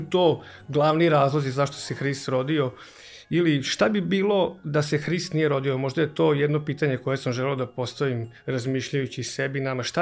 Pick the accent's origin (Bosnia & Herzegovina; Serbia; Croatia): Serbia; Novi Sad, Vojvodina; e, dolazim iz Novog Sada, imam 44 godine